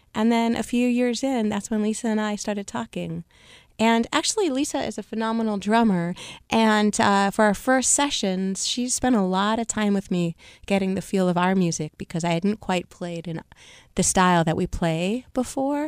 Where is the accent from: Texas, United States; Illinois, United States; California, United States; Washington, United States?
Washington, United States; Seattle; I grew up in Seattle, Washington